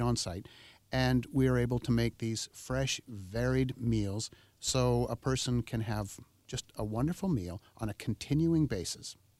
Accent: Oak Bay, British Columbia, Canada; I grew up in Oak Bay. I went to school in Oak Bay

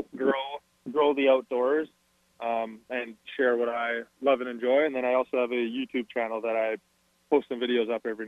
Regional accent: Calgary, Alberta, Canada; I'm from the city. I've been born and raised in Calgary

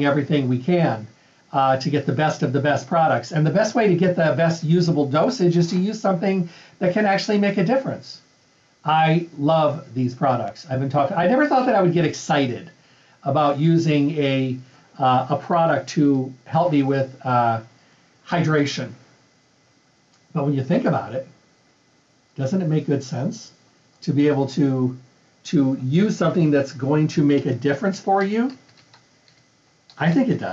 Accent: Midwest, United States; moved away; I'm from the Midwest.

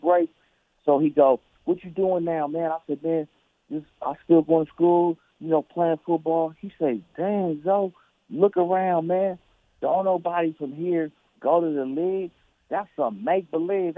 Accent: Oakland, California, United States; born and raised in Oakland

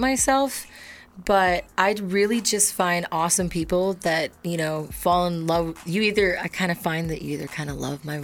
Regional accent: Midwest, United States; growing up in the Midwest

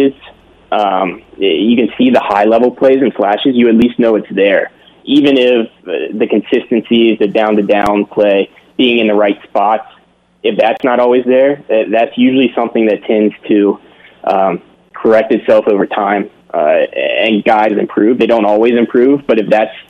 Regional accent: Pennsylvania, United States; accent: Pittsburgh; I'm from Pennsylvania. I went to the University of Pittsburgh

